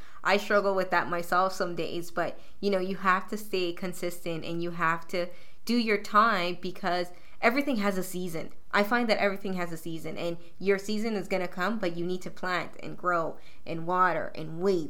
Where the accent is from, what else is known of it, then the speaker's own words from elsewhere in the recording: Toronto, Ontario, Canada; I'm somebody from Weston Road, you know, raised there, so I understand the hustle a lot.